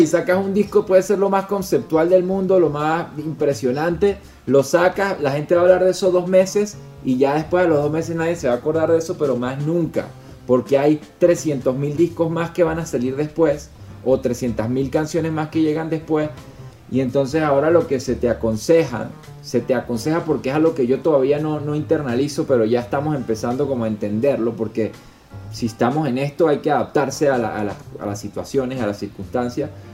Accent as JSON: {"language": "Spanish", "region": "Mérida", "country": "Venezuela", "moved": "as an adult", "lives_now": "Salt Lake City, United States", "said": "todos somos de Mérida"}